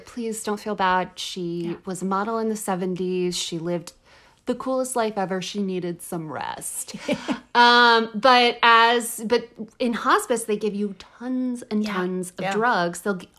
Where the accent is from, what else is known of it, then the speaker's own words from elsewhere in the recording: Texas, United States; I'm from Texas. I went to public school in Texas.